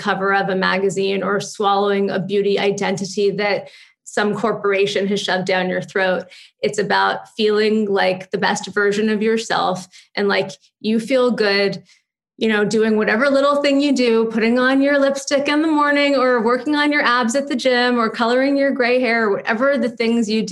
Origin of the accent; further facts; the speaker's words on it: Los Angeles, California, United States; now in New York, United States; I grew up in Malibu and Santa Monica